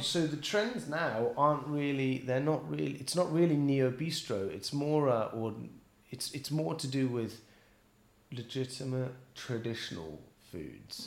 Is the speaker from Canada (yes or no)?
no; Bristol, South West England, United Kingdom; moved away as an adult; also born or lived in London; now in Paris, France; I was born and raised in Bristol